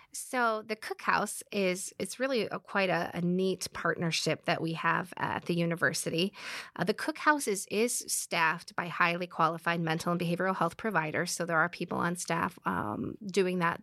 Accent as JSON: {"language": "English", "region": "Midwest", "country": "United States", "said": "we're from the Midwest"}